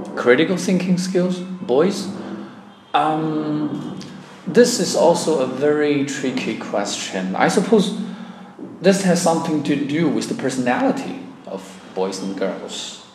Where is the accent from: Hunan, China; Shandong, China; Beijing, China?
Hunan, China; Chenzhou; English is a second language; moved away as an adult; now in Changsha, China; the name of my hometown is called Chenzhou